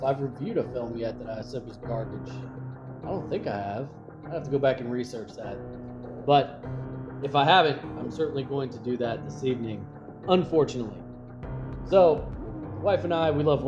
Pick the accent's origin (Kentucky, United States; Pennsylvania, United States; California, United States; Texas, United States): Kentucky, United States; I'm from Kentucky